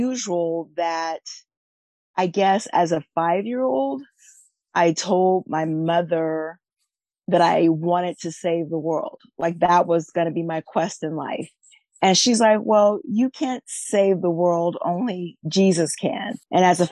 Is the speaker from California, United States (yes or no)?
yes; Northern California, United States; also born or lived in Texas / Washington; now in Mid-South, United States; I was born and raised in Northern California, and I now live in the Mid-South